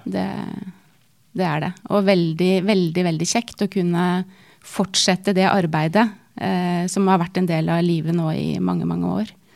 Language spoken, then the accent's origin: Norwegian; Norway; moved away as an adult; flytta litt rundt i Norge, og så landet vi til slutt i min hjemby